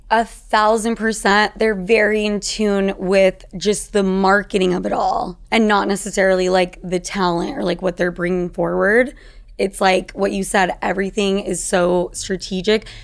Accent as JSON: {"language": "English", "region": "Utah", "country": "United States", "said": "I'm from Utah"}